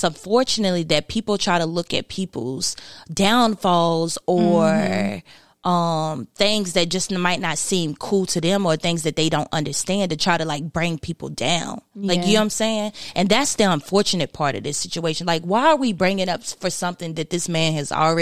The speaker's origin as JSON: {"language": "English", "town": "Martinsville", "region": "Virginia", "country": "United States", "tie": "born or raised there", "also_born_or_lived": "Eden, North Carolina", "said": "I grew up in Martinsville, Virginia. That's where I grew up most of my life. But Eden, North Carolina is where I'm from, pretty much"}